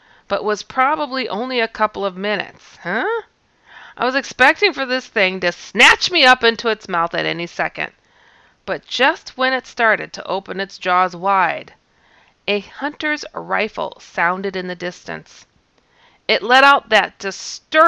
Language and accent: English; Wisconsin, United States; I'm from Wisconsin